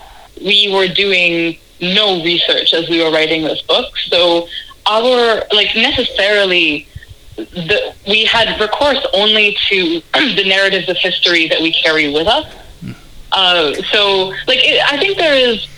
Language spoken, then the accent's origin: English; Canada; growing up in Canada